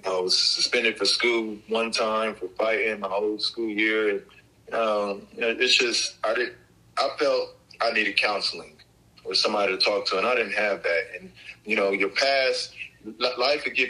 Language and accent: English; Columbus, Ohio, United States; Columbus was, you know, Columbus back in the day, it was just simple. You know, it was just kids in the neighborhood getting together